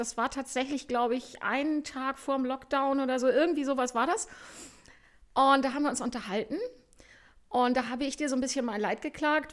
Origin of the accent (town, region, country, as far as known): Germany